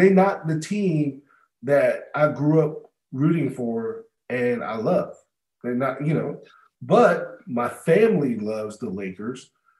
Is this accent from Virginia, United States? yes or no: no; Southern California, United States; I'm from Southern California